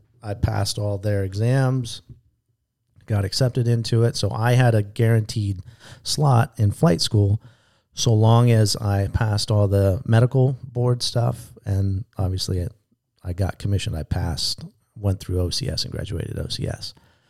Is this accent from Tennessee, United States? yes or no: no; San Diego, California, United States; I grew up in San Diego, you know, so we don't have real thunderstorms in Southern California.